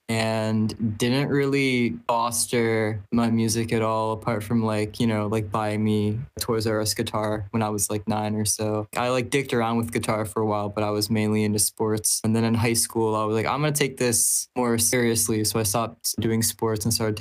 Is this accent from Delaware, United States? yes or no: yes; Dover, Delaware, United States; I was born and raised in Delaware